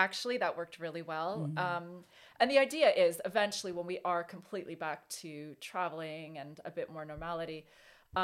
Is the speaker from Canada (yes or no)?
yes; Canadian Rockies, Canada; moved away as an adult; now in United Kingdom; I grew up in the Canadian Rockies. So I spent a lot of my childhood and teens, early 20s, in mountains